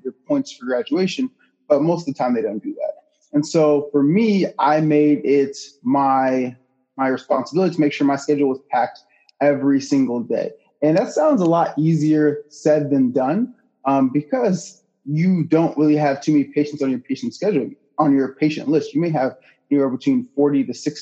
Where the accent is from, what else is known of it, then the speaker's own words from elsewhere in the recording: Orlando, Florida, United States; also born or lived in Michigan; now in Tampa, United States; I was born in Orlando